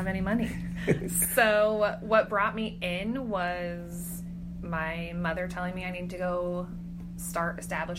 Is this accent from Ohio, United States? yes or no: no; Clatskanie, Oregon, United States; from Clatskanie, and I'm an MC going on 6 years